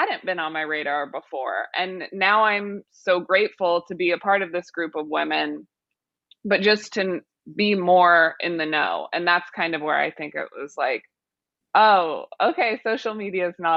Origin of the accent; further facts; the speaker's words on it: Missouri, United States; now in New York, United States; I'm from Missouri, but I live in New York now.